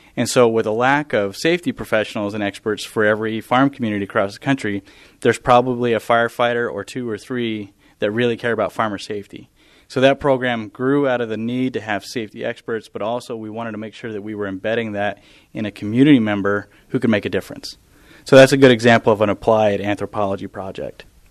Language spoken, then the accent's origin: English; southeast Idaho, United States; moved away as an adult; also born or lived in Montana / Texas; I grew up on a on a farm and ranch in southeast Idaho